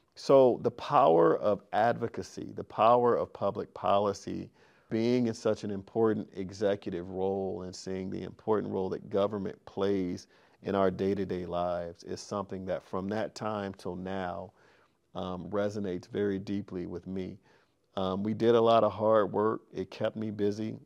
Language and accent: English; Sacramento, California, United States; I grew up in Sacramento